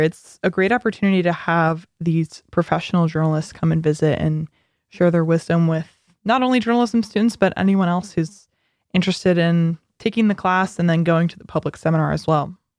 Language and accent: English; Florida, United States; moved away as an adult; now in Michigan, United States; I am from Florida